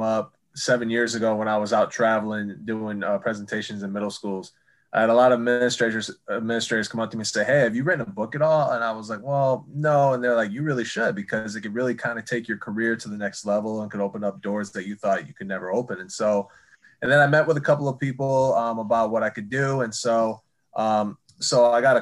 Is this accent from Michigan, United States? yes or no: yes; East Lansing, Michigan, United States; also born or lived in Athens, Ohio; I was born in Athens, Ohio, lived there for 4 years before we moved to East Lansing